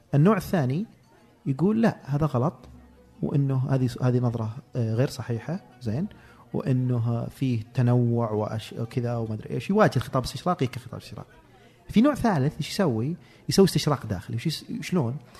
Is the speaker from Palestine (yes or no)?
no; Saudi Arabia; انا ومجموعه باحثين من الخليج